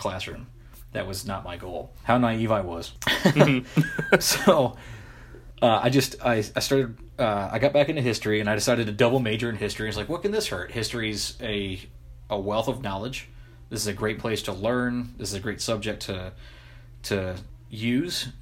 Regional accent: United States; it was coming out of my hometown

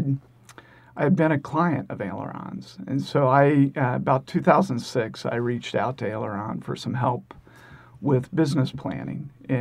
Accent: Middletown, Ohio, United States; also born or lived in Chicago / Cincinnati / Dayton; Grew up in Middletown, Ohio

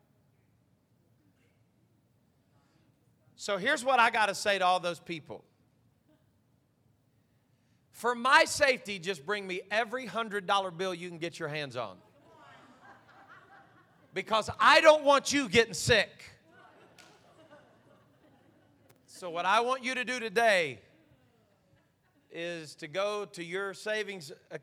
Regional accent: United States; we're American

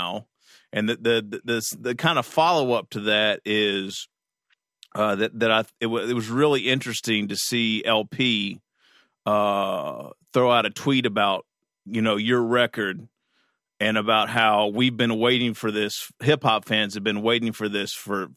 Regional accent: Kentucky, United States; moved away; I was still in Kentucky. I'm from Kentucky originally

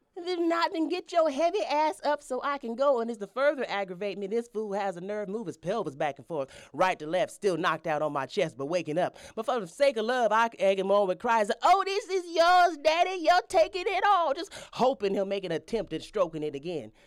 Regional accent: Denver, Colorado, United States; from Denver, Colorado

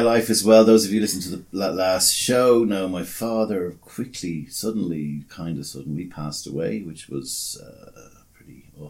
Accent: Australia; In fact, did you know I was Australian? I am Australian.

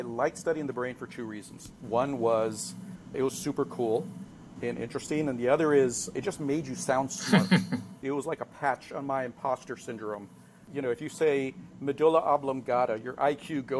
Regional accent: Los Angeles, California, United States; I'm a native Angeleno. Come from a Mexican-American family, first gen

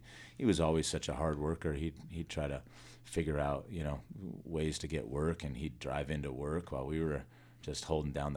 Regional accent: Los Angeles County, California, United States; also born or lived in Simi Valley, California / San Fernando Valley, California; We lived in mostly L.A. County all my life

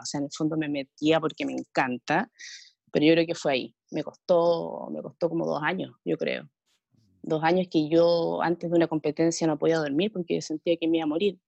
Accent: Santiago, Santiago Metropolitan Region, Chile; moved away as an adult; now in Viña del Mar, Chile; yo soy santiaguina, me vine para acá

